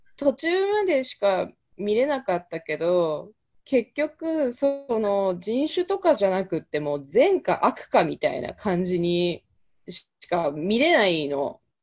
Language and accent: Japanese; Japan; moved away as an adult; now in United States; 生まれ育ったのも日本